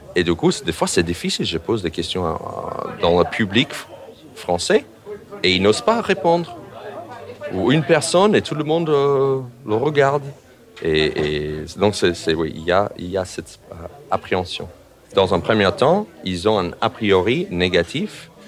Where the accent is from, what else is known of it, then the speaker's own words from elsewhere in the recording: United States; French is a second language; now in France; en tant qu'Américain